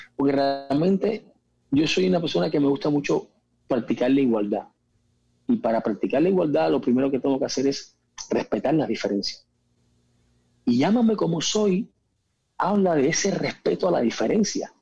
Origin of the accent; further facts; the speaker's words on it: Cuba; moved away as an adult; also born or lived in Spain; yo me fui muy joven de Cuba, me fui con 19 años de Cuba